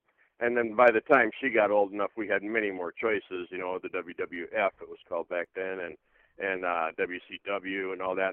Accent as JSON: {"language": "English", "town": "Redfield", "region": "South Dakota", "country": "United States", "tie": "born or raised there", "said": "I grew up in Redfield, South Dakota"}